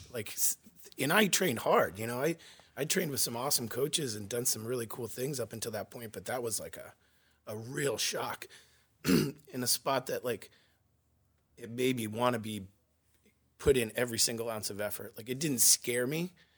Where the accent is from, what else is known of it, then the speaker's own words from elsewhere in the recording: Yarmouth, Maine, United States; I grew up in Yarmouth, Maine